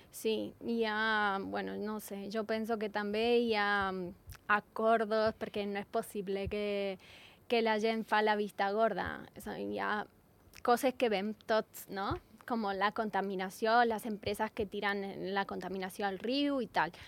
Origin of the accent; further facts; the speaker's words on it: Argentina; Catalan is a second language; now in Andorra; jo sóc argentina